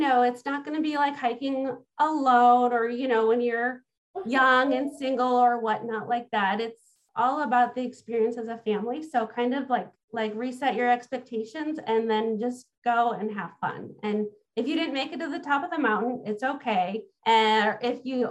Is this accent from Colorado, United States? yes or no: no; Illinois, United States; I actually grew up in Illinois